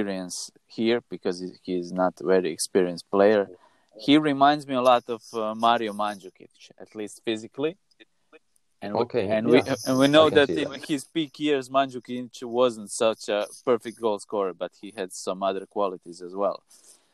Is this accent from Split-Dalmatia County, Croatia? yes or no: no; Zagreb, City of Zagreb, Croatia; I'm born and raised in Zagreb